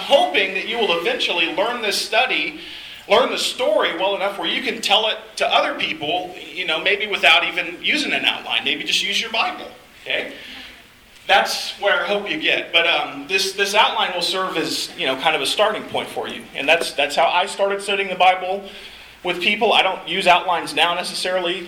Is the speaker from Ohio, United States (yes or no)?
no; Arkansas, United States; moved away as an adult; now in San Francisco, United States; I grew up around Arkansas, and so this is kind of my home stomping grounds, even though we call the West Coast home now